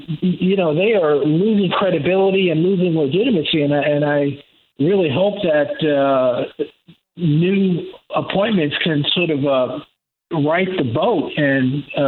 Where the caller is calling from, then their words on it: Durham, North Carolina, United States; I'm calling from Durham, North Carolina, where it is 26 degrees.